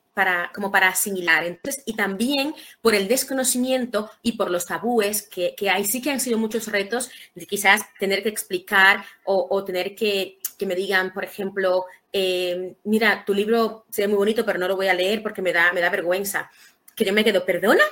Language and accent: Spanish; Santo Domingo, Distrito Nacional, Dominican Republic; now in Spain; nací en República Dominicana, en Santo Domingo Ciudad